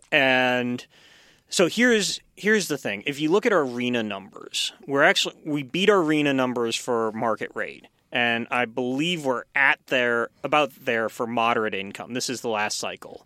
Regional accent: Long Beach, California, United States; moved away; I'm from Long Beach, which is the Boeing hub

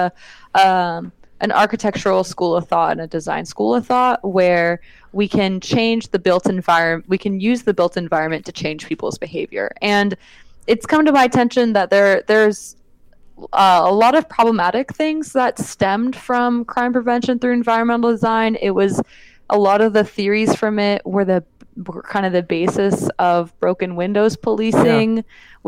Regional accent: California, United States; now in Los Angeles, United States; So again, I'm not from Los Angeles. I moved here like 7 years ago. So the perspective I have is very much of an outsider. My perspective more in the Bay Area is one of like, oh yeah, these are like the things that I saw when I was a youth

